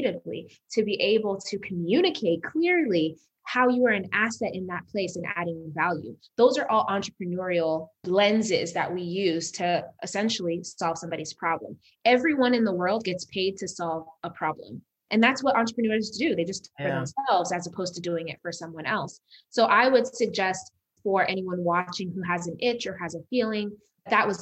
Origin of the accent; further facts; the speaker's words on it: Las Vegas, Nevada, United States; also born or lived in Uganda; I'm from Uganda originally. So I was born in Uganda, but I was raised in Las Vegas.